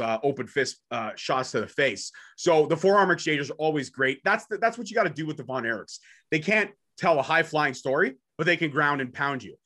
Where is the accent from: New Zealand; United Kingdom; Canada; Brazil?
Canada; I'm Canadian born and bred